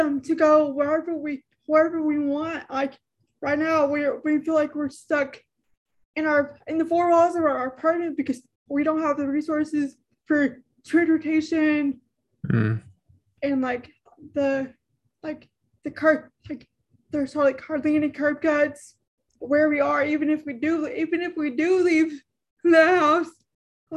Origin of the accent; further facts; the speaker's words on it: Texas, United States; I'm from Texas, and I'm in the most, I'm probably in one of the most rural rural areas in Texas